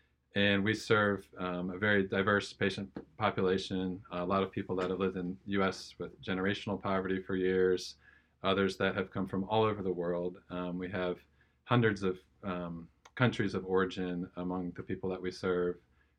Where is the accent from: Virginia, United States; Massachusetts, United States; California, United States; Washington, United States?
Virginia, United States; Northern; moved away; I grew up in Northern Virginia, just outside D.C. Grew up in a great family. My parents, wonderful, and raised me in the faith. And I have three brothers.